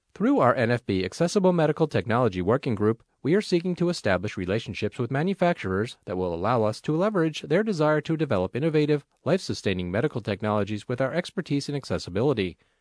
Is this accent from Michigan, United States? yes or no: no; Las Vegas, Nevada, United States; I get to welcome my Federation family to my hometown